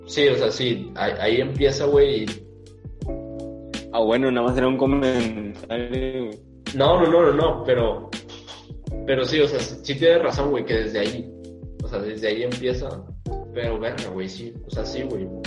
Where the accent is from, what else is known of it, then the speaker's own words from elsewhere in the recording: Mexico; Porque somos mexicanos, güey, por nuestra raza.